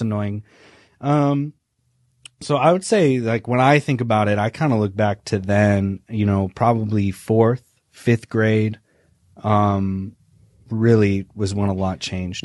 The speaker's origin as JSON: {"language": "English", "region": "Indiana", "country": "United States", "tie": "born or raised there", "said": "I am from Indiana. I'm a Midwestern boy. Um, I would say that I had a pretty classic Indiana Midwestern childhood."}